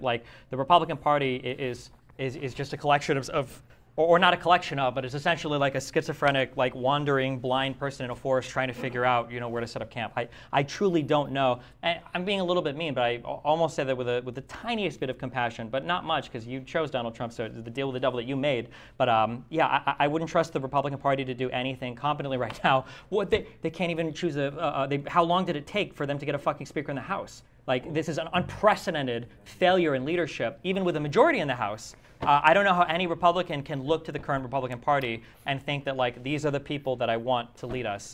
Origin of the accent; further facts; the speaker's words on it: United States; as an American